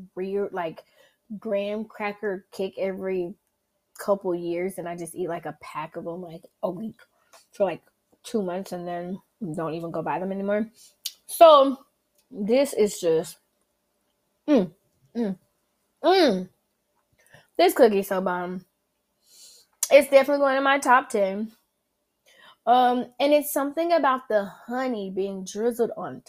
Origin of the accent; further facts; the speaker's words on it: the South, United States; accent: southern; my southern accent